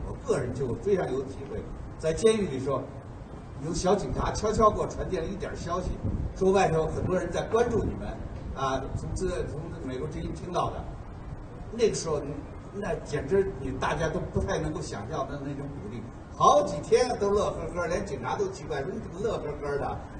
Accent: China; 我们中国人

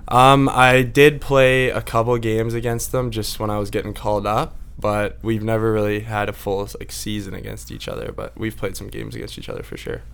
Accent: Victoria, British Columbia, Canada; I grew up in Victoria

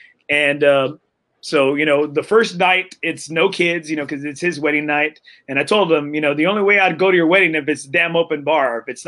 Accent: Corpus Christi, Texas, United States; moved away; I'm originally from Corpus

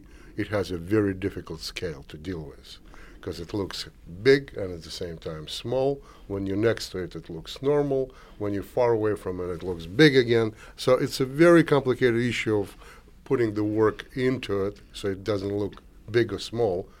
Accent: Moscow, Russia; moved away as an adult; also born or lived in Kazakhstan; now in United States; I was born in Kazakhstan, moved to Moscow, grew up in Moscow, became an artist in Moscow

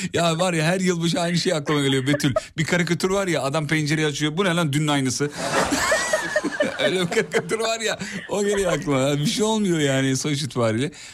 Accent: İzmit, Kocaeli, Turkey; moved away; büyüdüm canım. Her iki haftada bir gidiyorum İzmit'e iyi bilirim

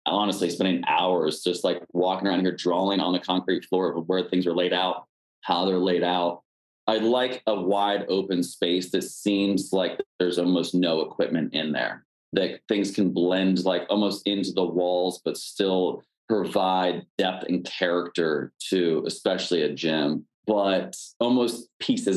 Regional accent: Pennsylvania, United States; moved away; I'm originally from Pennsylvania

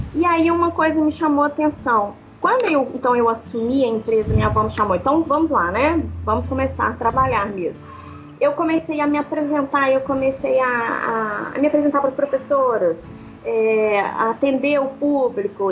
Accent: Belo Horizonte, Minas Gerais, Brazil; Sou de Belo Horizonte, né? Mineira

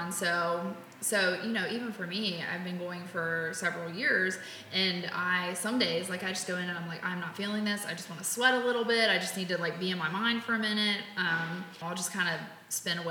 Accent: Edgewood, Kentucky, United States; also born or lived in Cincinnati, Ohio / Lexington, Kentucky / Hebron, Kentucky; I was born in Cincinnati at Christ Hospital, but I grew up in Northern Kentucky and lived there my whole life

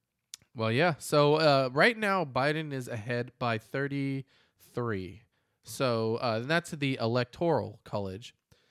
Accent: California, United States; I grew up in the Bay Area. There was a big Mormon community over there.

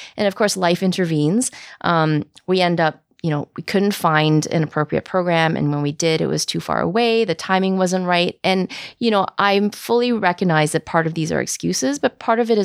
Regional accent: Vancouver, British Columbia, Canada; I'm born and raised in Vancouver

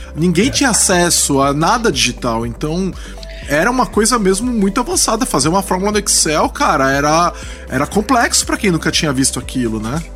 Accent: Brazil; a gente é brasileiro

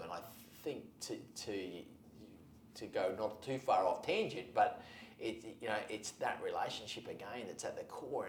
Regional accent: Australia; That's how we are as Australians

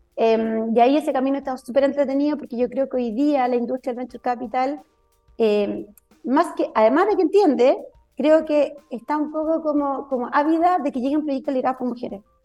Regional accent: Chile; somos chilenas

